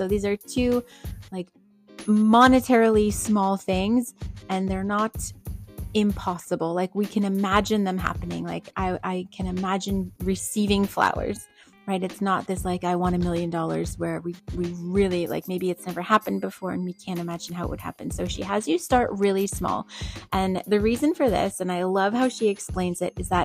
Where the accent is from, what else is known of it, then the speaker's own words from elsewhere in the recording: New England, United States; I grew up in New England.